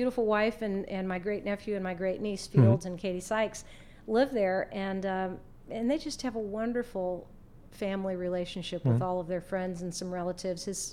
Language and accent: English; Beaverton, Oregon, United States; moved away; growing up in Oregon